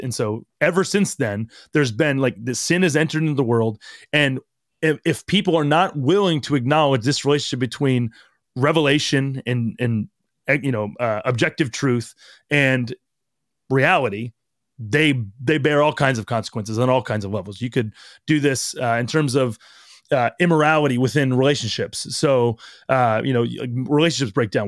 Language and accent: English; United States; we as growing up in America